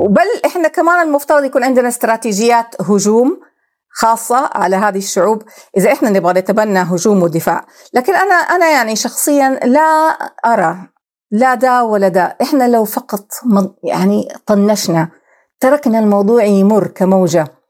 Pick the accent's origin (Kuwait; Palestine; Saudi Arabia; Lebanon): Saudi Arabia; احنا كدوله سعوديه